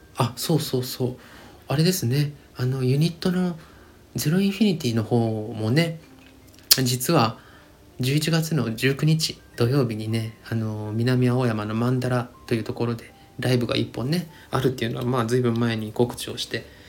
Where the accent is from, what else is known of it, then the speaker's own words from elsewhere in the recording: Hiroshima, Japan; 僕出身がね、ひ、 地元が広島